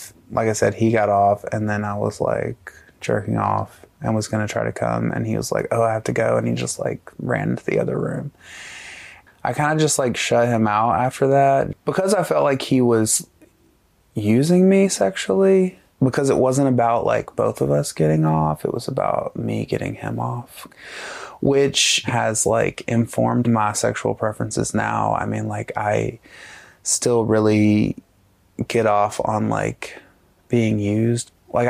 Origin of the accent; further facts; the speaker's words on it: Alabama, United States; I grew up in North Alabama in a tiny town with like I graduated with like 70 people